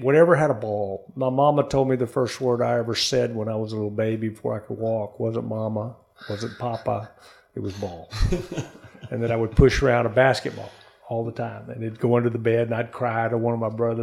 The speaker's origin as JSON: {"language": "English", "region": "Texas", "country": "United States", "tie": "born or raised there", "also_born_or_lived": "Corpus Christi, Texas", "said": "I grew up in Texas. I grew up, you know, with my cousins in the country, the hill country of Texas, until I was 11. And then we moved to a city called Corpus Christi, Texas"}